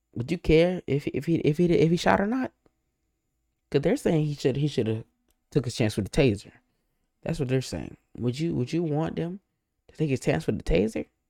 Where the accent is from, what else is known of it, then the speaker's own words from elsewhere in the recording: United States; accent: African American; I'm African American, just in case you're wondering. You can tell my voice I'm African American.